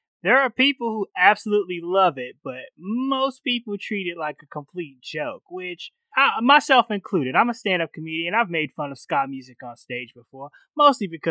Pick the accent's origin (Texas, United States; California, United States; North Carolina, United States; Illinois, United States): Illinois, United States; Chicago; I grew up in the South Side of Chicago, predominantly black neighborhood